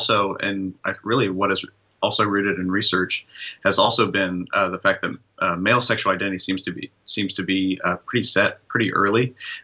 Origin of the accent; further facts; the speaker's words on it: Midwest, United States; I grew up in the Midwest, where what I meant to be male was pretty narrow.